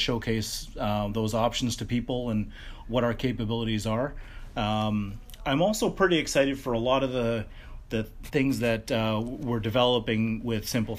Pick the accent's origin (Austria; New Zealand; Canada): Canada; the fact that we're Canadian and we're headquartered here